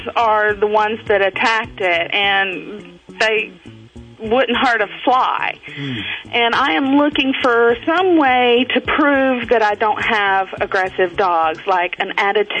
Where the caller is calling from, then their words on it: North Carolina, United States; North Carolina.